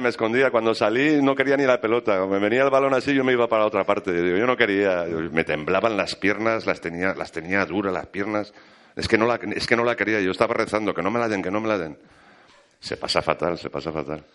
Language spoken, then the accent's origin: Spanish; Valencian Community, Spain; Yo soy, yo soy valenciano